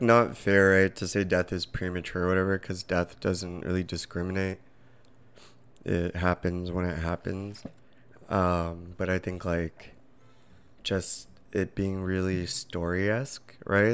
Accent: Southern California, United States; moved away; we're originally from Southern California

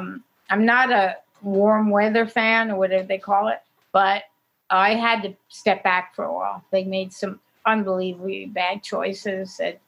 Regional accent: New York City, New York, United States; I grew up in New York City.

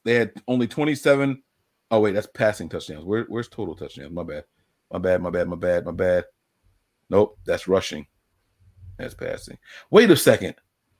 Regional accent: Trenton, New Jersey, United States; also born or lived in Princeton / Plainsboro; I was born in Princeton, and I graduated from West Windsor, Plainsboro, which is Central Jersey. Yeah, there's a thing called Central Jersey. But I grew up in Trenton. So even though I lived in Trenton

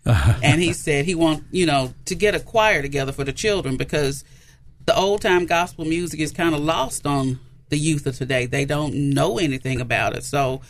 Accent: Memphis, Tennessee, United States; I grew up in Orange Mound. I grew up in Orange Mound.

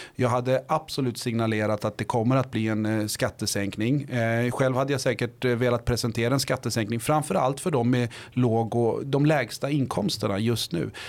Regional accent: Botkyrka, Stockholm County, Sweden; moved away as an adult; now in Linköping, Sweden; i Vårby gård, eh, är jag uppväxt

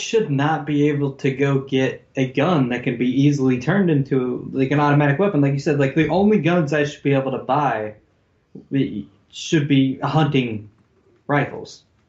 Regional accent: United States; as an American

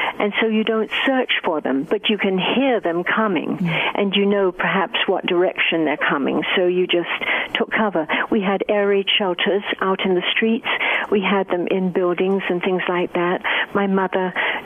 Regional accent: Harrow, London, United Kingdom; now in United States; Harrow, which is my hometown

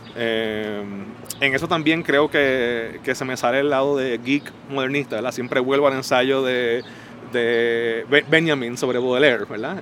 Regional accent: San Juan, Puerto Rico; now in New York, United States; poeta puertorriqueño, nacido y criado en San Juan, pero radicado en Nueva York

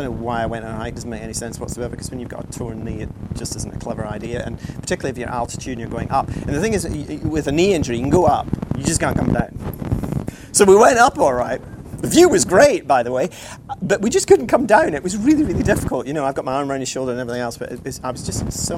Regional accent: Scotland, United Kingdom; I'm Scottish

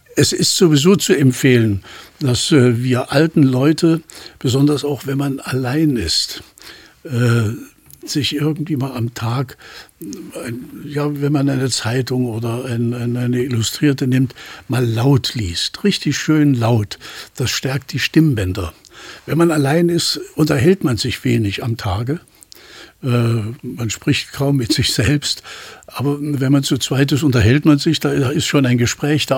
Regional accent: Leipzig, Saxony, Germany; accent: Leipziger sächsischen Dialekt; ich bin in Leipzig aufgewachsen

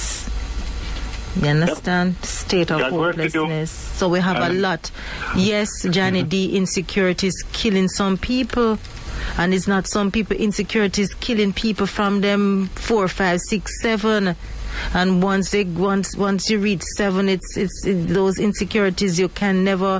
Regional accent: Jamaica; as we Jamaican call it

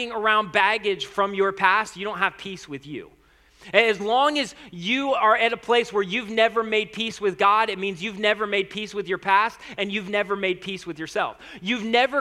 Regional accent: United States; first language English; I was born in the United States of America

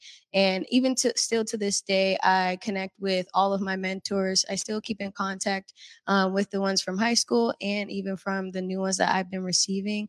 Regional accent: Tacoma, Washington, United States; I grew up in Tacoma, Hilltop neighborhood specifically

